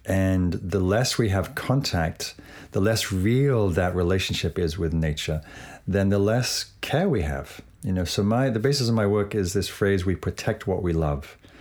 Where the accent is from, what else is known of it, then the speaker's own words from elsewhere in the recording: England, United Kingdom; growing up in England